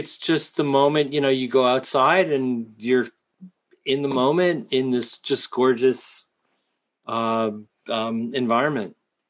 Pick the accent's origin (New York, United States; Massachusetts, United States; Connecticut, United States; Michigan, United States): Massachusetts, United States; Lincoln; also born or lived in Cambridge, Massachusetts; I grew up in New England, grew up in Lincoln, Mass. I live in Cambridge